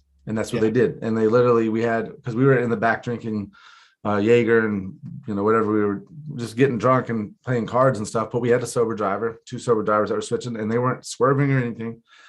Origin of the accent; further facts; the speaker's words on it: Florida, United States; I'm Florida, yeah.